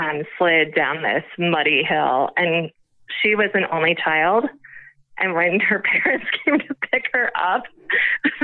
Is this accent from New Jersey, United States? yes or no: no; Bay Village, Ohio, United States; So I grew up in a suburb of Cleveland, Ohio. And it's called Bay Village. It's on the west side of Cleveland